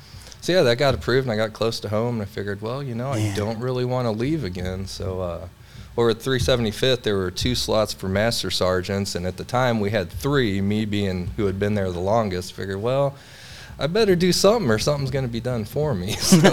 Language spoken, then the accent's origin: English; St. Charles, Missouri, United States; moved away as an adult; also born or lived in Wentzville, Missouri / South Dakota / Florida; now in Belleville, United States; I'm from the area, I'm from St. Charles originally.